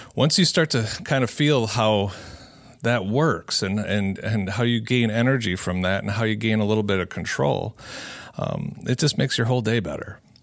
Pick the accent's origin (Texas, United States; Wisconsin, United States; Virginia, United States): Wisconsin, United States; Cedarburg; broadcasting out of Cedarburg Public Library, uh, my hometown.